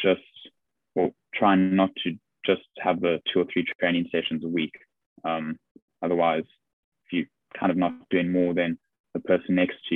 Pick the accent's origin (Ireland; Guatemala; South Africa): South Africa; now in England; being South African